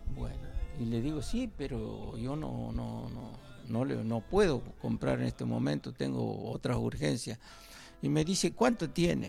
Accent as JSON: {"language": "Spanish", "region": "Santiago del Estero", "country": "Argentina", "said": "santiagueño también"}